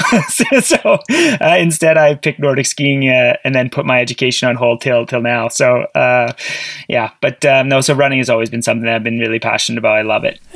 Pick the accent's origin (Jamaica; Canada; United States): Canada; Sudbury, Ontario; I grew up in Ontario, Sudbury, Ontario